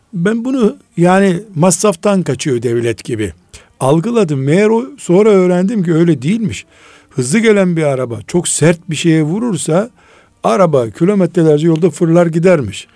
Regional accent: Black Sea Region, Turkey; Biz Karadeniz çocuğuyuz

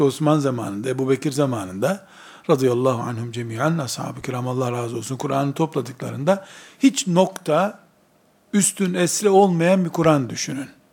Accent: Black Sea Region, Turkey; accent: Black Sea dialect; Bizim Karadeniz lehçesinde

